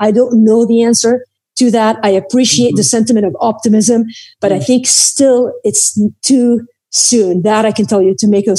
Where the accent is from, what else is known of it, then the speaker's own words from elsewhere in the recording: Beirut, Beirut Governorate, Lebanon; I grew up in Beirut in the middle of the Civil War.